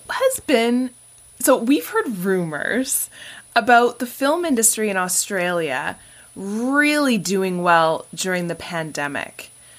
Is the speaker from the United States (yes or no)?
no; Canada; I think I'm trying to think what we would call it in Canada. Probably just like being Canadian, you know, just keep the status quo.